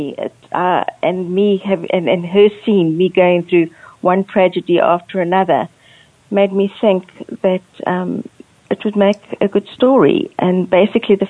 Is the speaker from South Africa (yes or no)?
yes; South Africa; also born or lived in Angola / Port Elizabeth, South Africa; I was born in Angola, which is on the west coast of Africa, but I was raised in South Africa